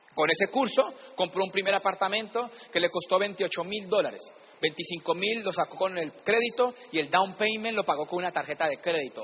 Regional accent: Palmira, Valle del Cauca, Colombia; yo siempre digo que soy de Cali, pero soy de Palmira

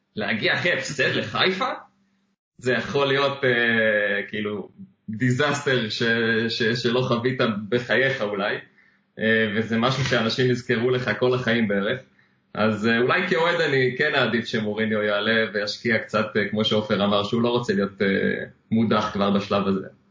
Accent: Israel; כישראלי שמשחק מול קבוצה ישראלית

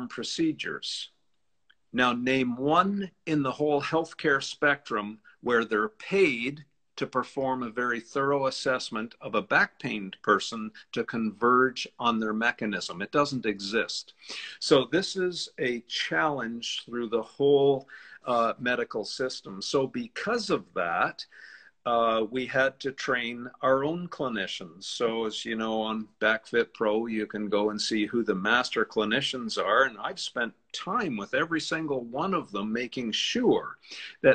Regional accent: Canada; I'm a Canadian

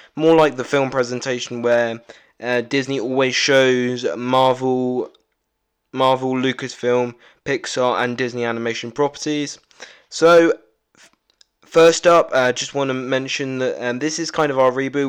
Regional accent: United Kingdom; I am really British

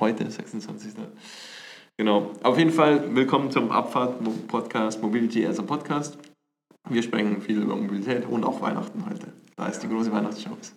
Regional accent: Bavaria, Germany; accent: Bavarian; mit mir so einen bayerischen Einschlag

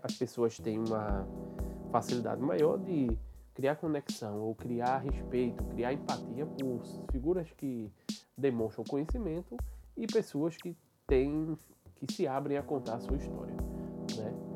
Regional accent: Recife, Pernambuco, Brazil; sou, sou daqui de Recife

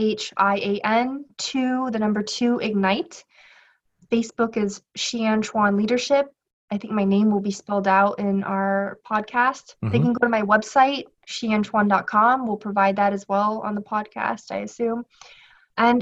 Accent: Los Angeles, California, United States; also born or lived in Shanghai; I was born and raised in Los Angeles, California

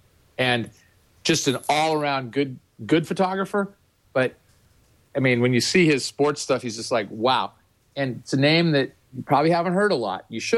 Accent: Midwest, United States; I'm using that as a unisex term because I'm from the Midwest.

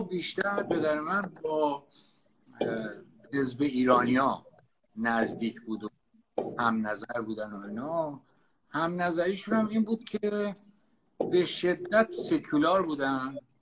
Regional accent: Tehran, Tehran Province, Iran; من بچه تهرانم در واقع یعنی هم تهران به دنیا آمدم تهران بزرگ شدم

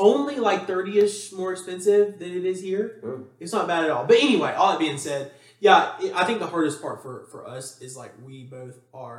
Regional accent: Huntsville, Alabama, United States; I think that's where it differs for us is because I come from Huntsville, and like, you know, you went to Hoover.

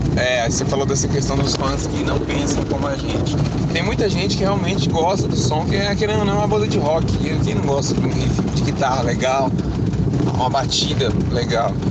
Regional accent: Uberaba, Minas Gerais, Brazil; Nós somos de Uberaba, Minas Gerais

